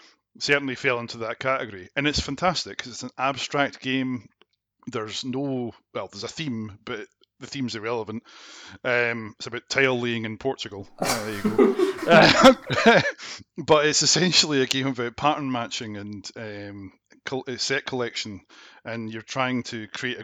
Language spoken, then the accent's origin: English; Scotland, United Kingdom; also born or lived in Glasgow / East Neuk, Fife